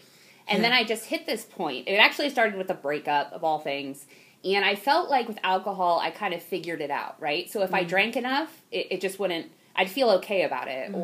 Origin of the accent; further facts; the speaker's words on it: Ohio, United States; also born or lived in Houston, Texas; I was born in Houston, Texas, but I've definitely lived in Ohio my whole life.